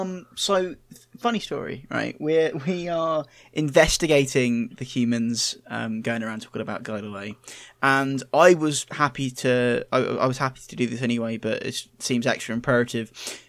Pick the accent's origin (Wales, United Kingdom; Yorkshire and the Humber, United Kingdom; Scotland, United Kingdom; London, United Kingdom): Yorkshire and the Humber, United Kingdom; Moortown; Yeah, we're from Moortown.